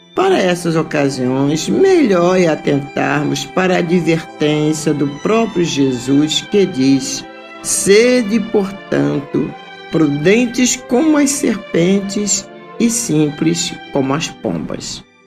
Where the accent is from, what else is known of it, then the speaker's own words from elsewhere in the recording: North Region, Brazil; nortista como eu